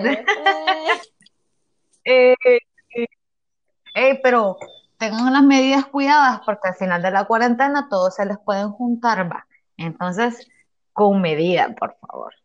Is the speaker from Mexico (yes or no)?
no; Honduras; yo soy hondureña